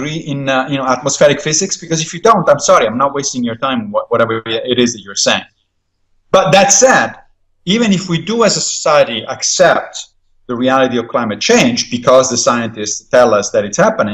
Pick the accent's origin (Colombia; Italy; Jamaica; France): Italy; now in United States; When I was growing up in Italy